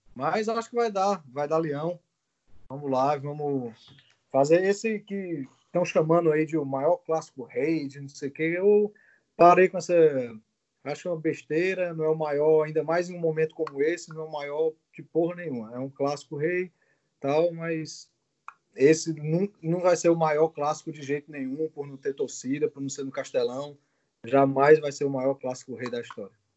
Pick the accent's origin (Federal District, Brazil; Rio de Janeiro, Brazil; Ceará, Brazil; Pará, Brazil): Ceará, Brazil; Fortaleza; moved away; É o primeiro programa de volta à minha terra, né? Primeiro programa aqui de Fortaleza